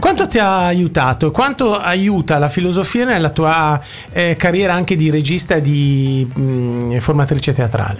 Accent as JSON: {"language": "Italian", "town": "Milan", "region": "Lombardy", "country": "Italy", "accent": "Milanese", "said": "del mio accento di dizione milanese giapponese"}